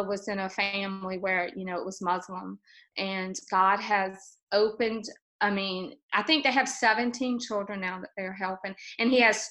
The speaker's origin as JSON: {"language": "English", "region": "Louisiana", "country": "United States", "said": "I'm from Louisiana"}